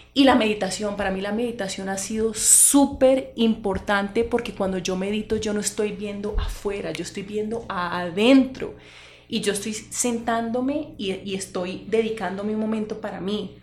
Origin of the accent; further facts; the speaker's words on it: Cali, Valle del Cauca, Colombia; yo soy de Cali, yo vengo de eh, una familia unida